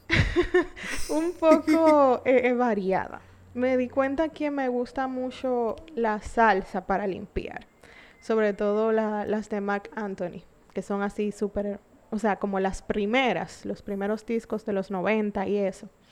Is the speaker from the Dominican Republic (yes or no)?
yes; San Pedro de Macorís, Dominican Republic; yo soy de San Pedro también.